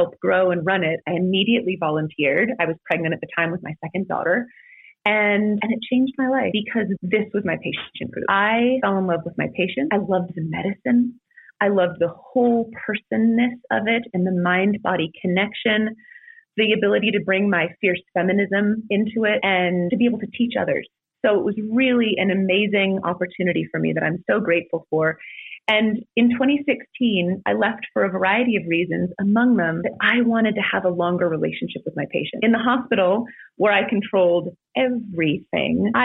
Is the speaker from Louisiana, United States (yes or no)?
no; California, United States; moved away as an adult; I grew up in California.